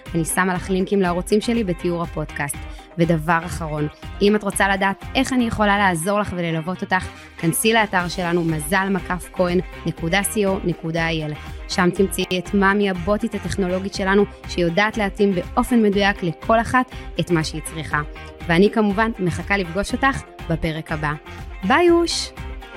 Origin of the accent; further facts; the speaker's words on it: Israel; אני בגיל שלי קיבלתי את ארץ ישראל במתנה, נולדתי כאן